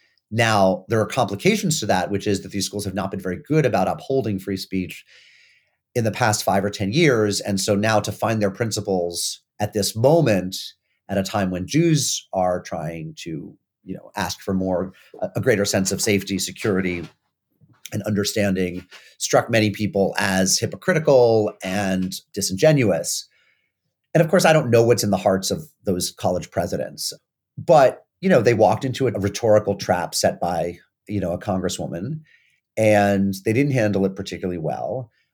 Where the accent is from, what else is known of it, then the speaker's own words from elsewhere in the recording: New England, United States; It's a little hard for me to say, partly because it's so close to home, not only because I grew up in New England